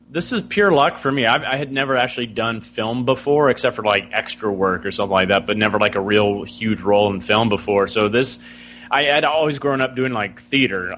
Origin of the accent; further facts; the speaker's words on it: Alabama, United States; born and bred in Alabama.